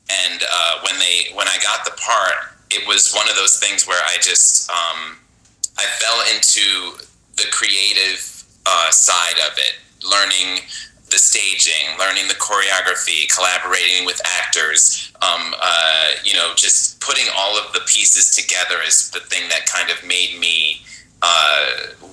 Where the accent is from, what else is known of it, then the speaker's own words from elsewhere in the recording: Buffalo, New York, United States; now in Las Vegas, United States; I grew up in Buffalo, New York. I was born in Buffalo. My family moved away for a little while, and then we returned in my middle school years